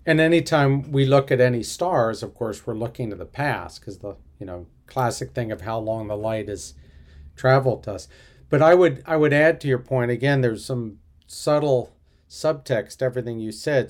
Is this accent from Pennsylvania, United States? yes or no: yes; Philadelphia, Pennsylvania, United States; I'm from Philadelphia